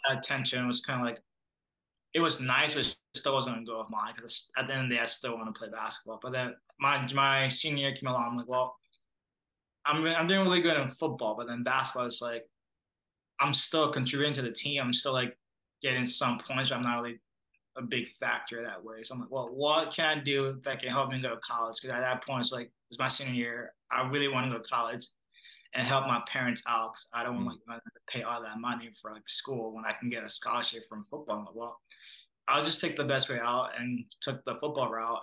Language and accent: English; Minneapolis, Minnesota, United States; also born or lived in Monrovia, Liberia / Brooklyn Park, Minnesota; I grew up in the Minneapolis area. And then in third or fourth grade, my family and I moved to Brooklyn Park, which is where we currently still live